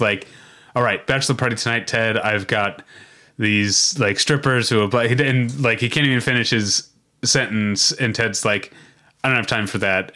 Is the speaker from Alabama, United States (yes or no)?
no; Missouri, United States; I'm from Missouri